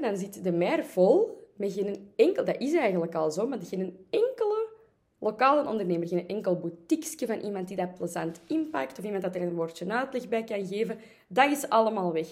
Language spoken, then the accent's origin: Dutch; Antwerp, Flanders, Belgium; ik ben natuurlijk van Antwerpen